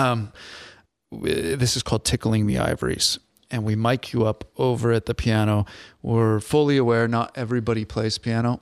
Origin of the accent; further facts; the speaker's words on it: Bremerton, Washington, United States; moved away; also born or lived in Port Orchard; Born and raised twenty-five years in Bremerton, Port Orchard.